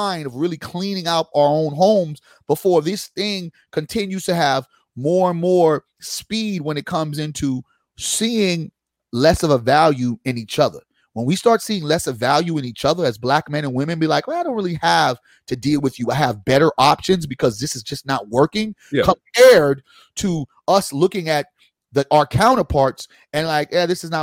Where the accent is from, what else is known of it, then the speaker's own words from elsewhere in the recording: United States; I'm Haitian and I was born in America